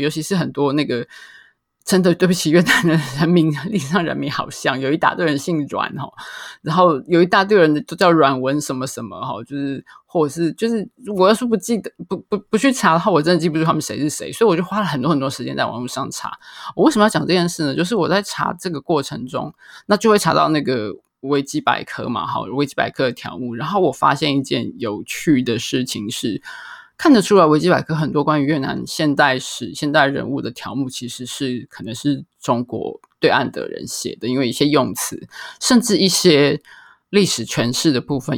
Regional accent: Taiwan; 我们在台湾，就再次地惊觉到在台湾我们对越南的了解有多么的少

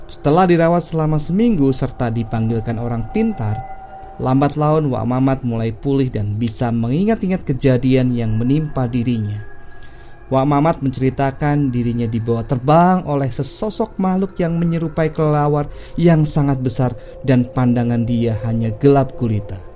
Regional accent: Balapulang, Central Java, Indonesia; born there; desa tempat kelahiran saya, yaitu Desa Balapulang, Kabupaten Tegal, Jawa Tengah.

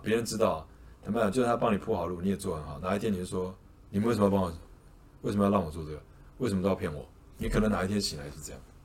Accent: Taipei, Taiwan; 我读书在台北，我在台北长大嘛，新，双北啦

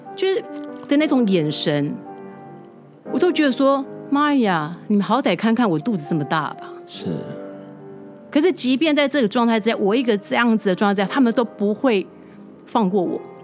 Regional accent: Taiwan; 我台湾人

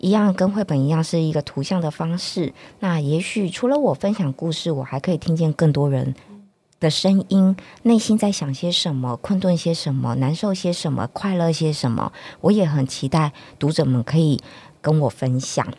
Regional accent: northern Taiwan, Taiwan; 对呀、啊，我是北部人。结果后来没想到，读完书回来台北，我也很喜欢跟台北的阿伯聊天。

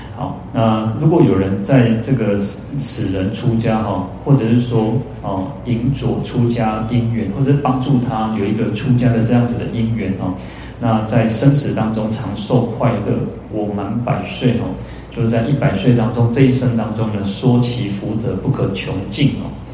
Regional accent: Taiwan; 我们，呃，台湾人

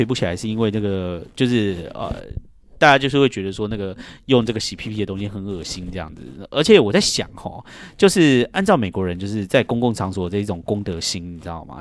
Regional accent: Taiwan; moved away as an adult; now in United States; 我就是在台湾长大这样子

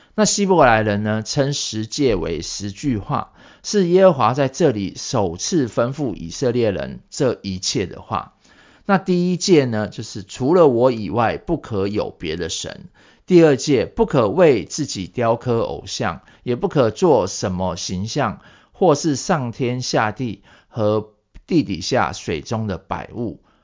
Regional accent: Taiwan; 我们台湾人

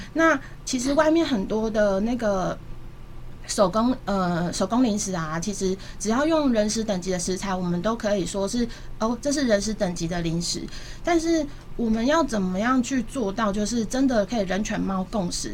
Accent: Taipei, Taiwan; moved away as an adult; also born or lived in Changhua; now in Kaohsiung, Taiwan; 我本身不是高雄人，然后我是在台北出生长大，然后中间有一段求学时间，因为户籍在彰化，所以又回到彰化

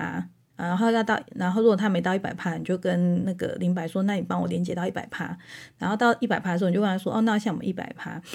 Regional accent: Taiwan; 我们台湾人

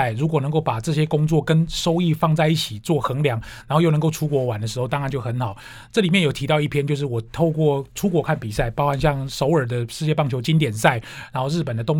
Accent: Tainan, Taiwan; 我是在台南读小学、中学、高中。

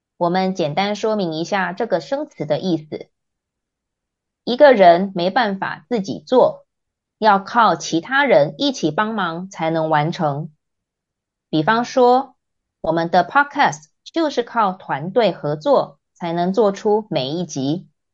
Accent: Taiwan; 我觉得台湾人会这样做很正常啊 ，因为我们从小学到高中，在学校就有午休时间，而且午休时间不能回家，还规定只能在教室里睡觉

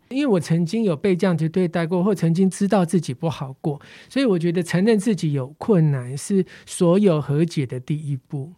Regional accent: Taipei, Taiwan; 我小时候在万华，生活圈在万华，然后我们邻居呢，也比较多是做底层工作的

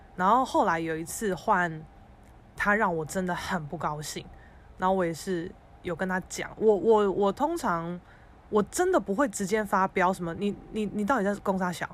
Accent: Keelung, Taiwan; 基隆我的家乡

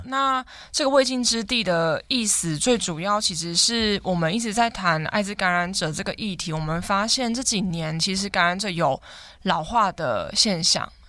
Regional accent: Hengshan, Hsinchu County, Taiwan; 我来自新竹衡山的九站头，我从小在那里长大

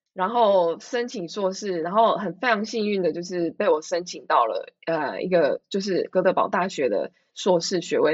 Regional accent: Taiwan; moved away as an adult; now in Sweden; 我从台湾来嘛，我完全没有国外的经验

